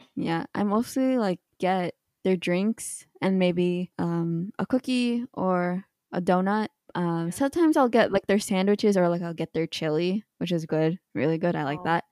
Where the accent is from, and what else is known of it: Canada